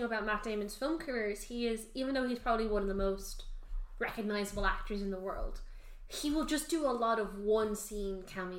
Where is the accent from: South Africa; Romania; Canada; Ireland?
Ireland; We're Irish